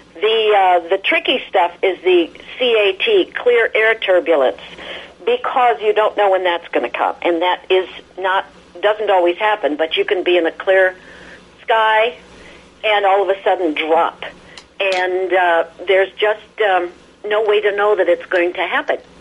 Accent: Midwest, United States; also born or lived in Chicago / California; I'm from the Midwest, lots of snow

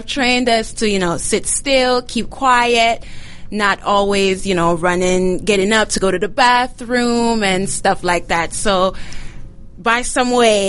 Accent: Jamaica; now in United States; So I am from Jamaica, born and raised. And until moving here into the U.S.

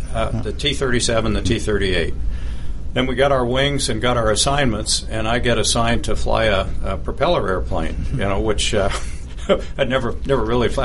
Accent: Berkeley, California, United States; I was born in Berkeley, California, and Berkeley in the 1950s, when I was growing up, was a very patriotic place

